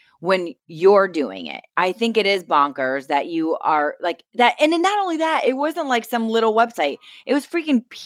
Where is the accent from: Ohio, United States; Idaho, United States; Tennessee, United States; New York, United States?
Ohio, United States; moved away; I'm from Ohio. Like, this isn't my first rodeo with snow and the cold